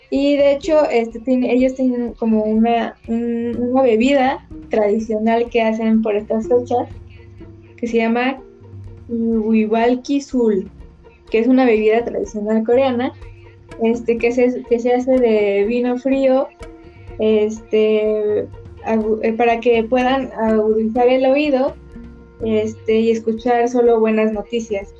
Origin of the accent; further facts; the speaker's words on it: Mexico; representan como mexicanos